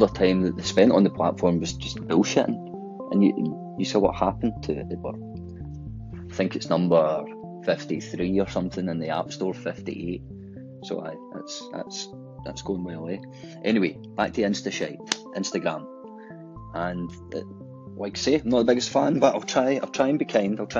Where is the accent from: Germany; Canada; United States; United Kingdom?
United Kingdom; Glasgow, Scotland; accent: Glaswegian; obviously my accent is Glaswegian